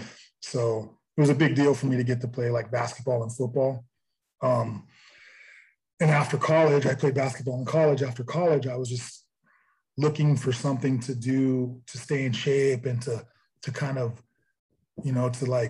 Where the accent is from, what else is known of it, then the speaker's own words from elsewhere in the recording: Santa Cruz, California, United States; I'm actually from Santa Cruz. It's a small town about 30 miles outside of Silicon Valley, right on the coast.